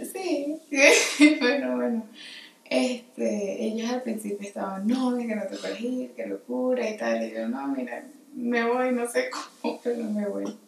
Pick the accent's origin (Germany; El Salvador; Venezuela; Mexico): Venezuela; Caracas, Capital District; moved away as an adult; also born or lived in Luxembourg / France; now in Madrid, Spain; nací en Caracas, Venezuela, en el 93, ya aquí dijimos que tenía 27. La primera, edad. Este, y a los tres años me mudé a Luxemburgo Allí me quedé hasta los 8 o 9 más o menos. Eh, regresé a Caracas